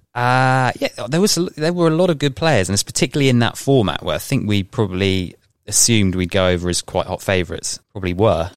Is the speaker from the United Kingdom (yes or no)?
yes; Tunbridge Wells, South East England, United Kingdom; so I've grown up in Tunbridge Wells